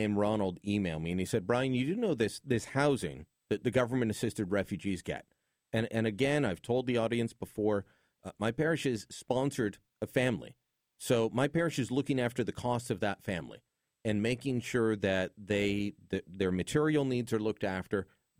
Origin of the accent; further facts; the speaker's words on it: Hamilton, Ontario, Canada; my hometown of Hamilton. A little gritty, a little industrial. It's got a CFL team. Stadium not in the best part of town.